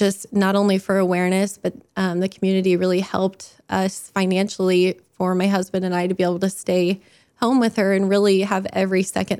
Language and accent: English; Franklin, Indiana, United States; we are from Franklin